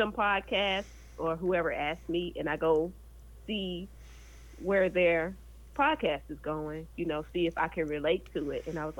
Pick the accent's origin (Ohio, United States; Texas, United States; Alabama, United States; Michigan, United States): Texas, United States; I'm from Texas